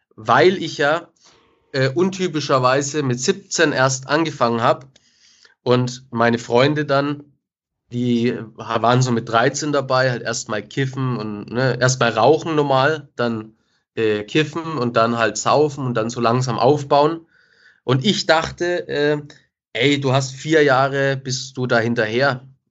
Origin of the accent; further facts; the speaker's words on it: Nuremberg, Bavaria, Germany; Ich bin mit 13 auf eine neue Schule gekommen weil ich den Sprung auf die Realschule nicht geschafft habe. Es war alles in Nürnberg